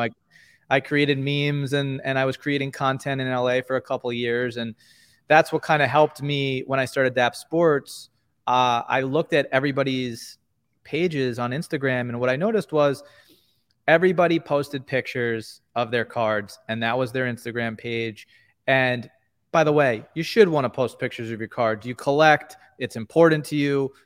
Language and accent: English; New York, United States; We're both from New York